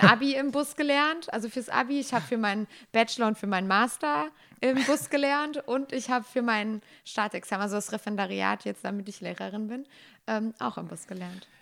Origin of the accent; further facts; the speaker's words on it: Bechen, North Rhine-Westphalia, Germany; ich komme aus Bechen, also das ist in der Nähe von Bergschlappach noch weiter aufs Land und meine Eltern waren schon in der Tanzgruppe und ich dann als kleines Kind